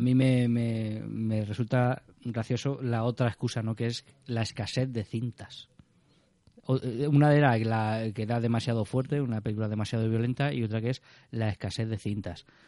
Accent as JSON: {"language": "Spanish", "town": "Alicante", "region": "Valencian Community", "country": "Spain", "said": "los que somos de Alicante"}